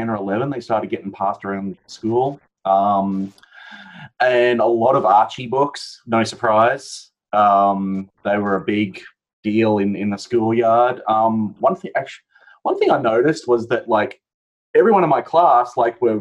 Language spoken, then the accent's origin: English; Brisbane, Queensland, Australia; me growing up, especially in Brisbane